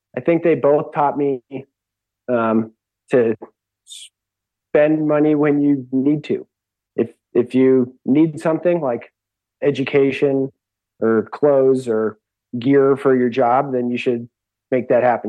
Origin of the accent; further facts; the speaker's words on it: Seattle, Washington, United States; I grew up in Seattle